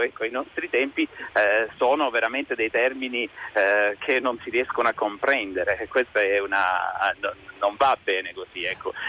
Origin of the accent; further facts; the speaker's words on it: Ginosa, Apulia, Italy; di essere nato e di essere eh, di essermi formato in provincia